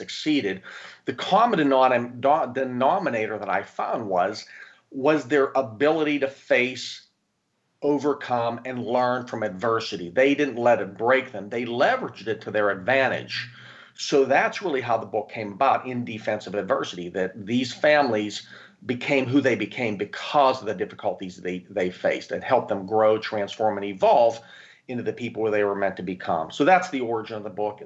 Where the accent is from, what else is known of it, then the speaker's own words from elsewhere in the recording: Pittsburgh, Pennsylvania, United States; now in Tampa, United States; I'm originally from Pittsburgh, Pennsylvania